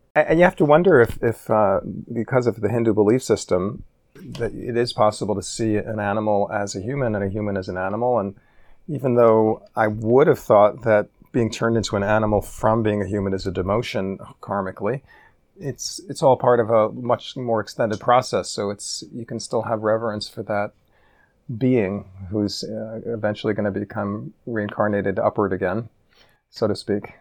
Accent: New York City, New York, United States; growing up in New York City

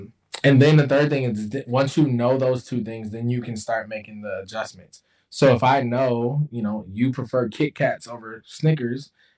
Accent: the South, United States; I'm from the South.

